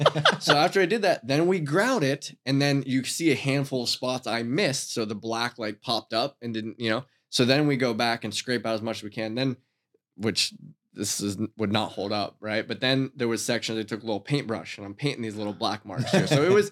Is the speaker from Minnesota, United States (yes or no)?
no; Titusville, Pennsylvania, United States; moved away; also born or lived in Erie / Edinboro; I'm originally from Titusville.